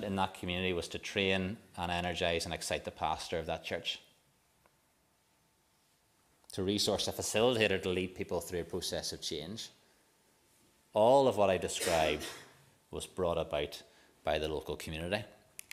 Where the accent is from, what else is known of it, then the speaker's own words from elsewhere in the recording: Waringstown, Northern Ireland, United Kingdom; I'm from Warringstown, and a bit like Bucknass, it's not a big place.